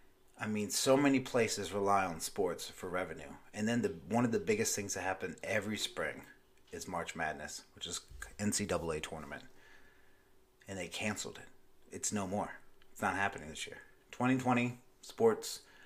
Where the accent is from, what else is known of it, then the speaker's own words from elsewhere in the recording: Myrtle Beach, South Carolina, United States; It didn't really affect where I live, my hometown here in Myrtle Beach, South Carolina, until, like, recently.